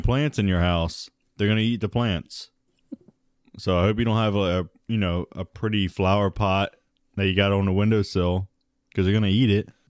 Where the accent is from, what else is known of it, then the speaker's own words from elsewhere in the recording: United States; we're American